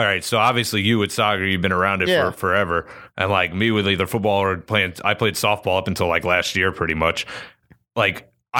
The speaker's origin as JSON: {"language": "English", "region": "Florida", "country": "United States", "tie": "born or raised there", "also_born_or_lived": "New York", "said": "I was born in New York, but I grew up for the most part here"}